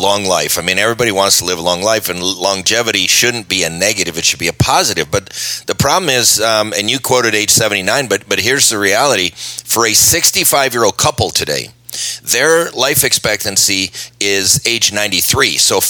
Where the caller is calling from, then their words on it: Phoenix, Arizona, United States; I'm coming live from Phoenix, Arizona today.